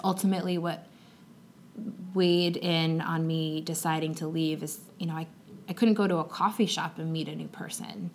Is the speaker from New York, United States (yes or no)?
yes; Long Island, New York, United States; So I grew up on Long Island in New York.